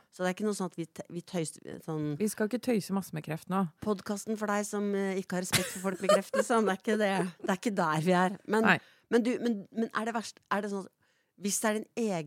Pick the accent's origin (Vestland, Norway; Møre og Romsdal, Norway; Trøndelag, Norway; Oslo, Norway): Oslo, Norway; vi kommer fra Galgeberg.